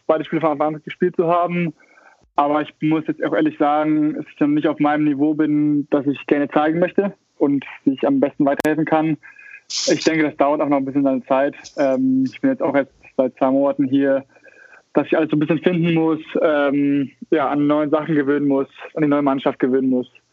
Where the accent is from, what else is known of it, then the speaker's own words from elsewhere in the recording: Hamburg, Germany; moved away as an adult; now in Australia; Hamburger durch und durch, ja, kann man so sagen. Also ich bin geboren in Hamburg, aber mit, mit vier sind wir nach Bakteide gezogen, in den Vorort von Hamburg